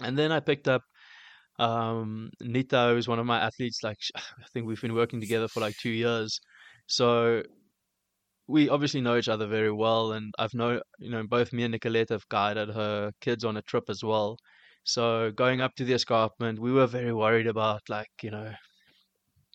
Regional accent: Cape Town, Western Cape, South Africa; also born or lived in Port Alfred; now in Johannesburg, South Africa; as a Cape Townian growing up

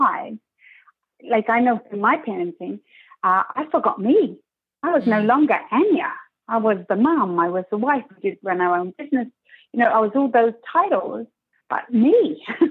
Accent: England, United Kingdom; moved away as an adult; also born or lived in Switzerland; now in Toronto, Canada; I'm obviously from England.

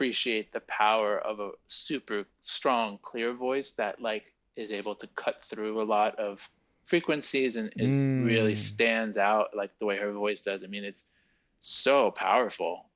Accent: New York, United States; also born or lived in France; growing up in New York, in a very, you know, sort of privileged upbringing in New York.

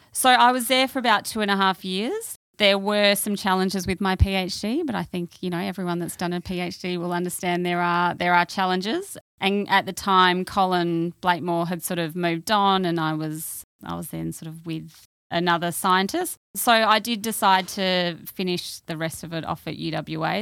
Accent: Perth, Western Australia, Australia; also born or lived in London; I grew up in W A. I grew up in Perth

